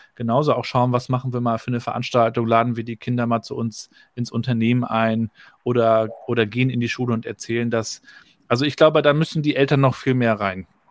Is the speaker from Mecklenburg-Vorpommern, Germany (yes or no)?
yes; Rostock, Mecklenburg-Vorpommern, Germany; Ich bin ja 80 geboren hier in Rostock, also noch zur Zeit der DDR.